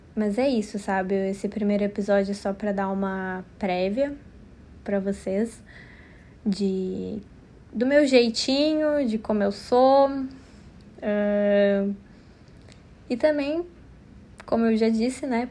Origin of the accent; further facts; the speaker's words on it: Porto Alegre, Rio Grande do Sul, Brazil; eu nasci em Porto Alegre, no Rio Grande do Sul